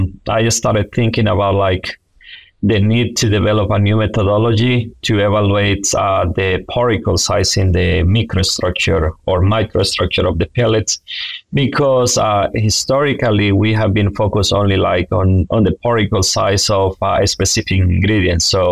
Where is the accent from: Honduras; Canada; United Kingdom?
Honduras; moved away as an adult; also born or lived in North Carolina, United States; now in Alabama, United States; I am originally from Honduras